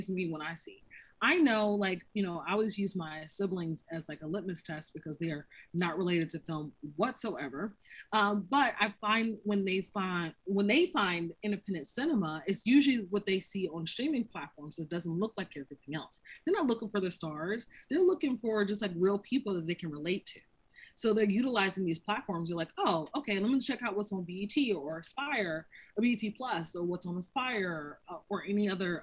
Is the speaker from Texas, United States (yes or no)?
no; North Carolina, United States; moved away; also born or lived in San Francisco / New York / Los Angeles; I've relocated to San Francisco, New York, LA, and I'm originally from North Carolina.